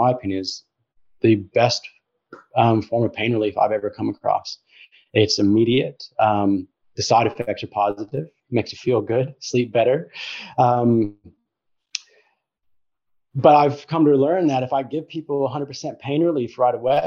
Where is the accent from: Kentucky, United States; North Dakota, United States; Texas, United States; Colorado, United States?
Colorado, United States; moved away; I grew up in the States, in Colorado.